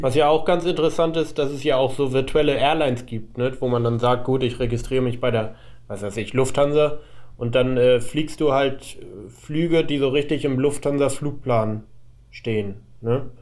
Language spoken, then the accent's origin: German; Hamburg, Germany; ich bin ja aus Hamburg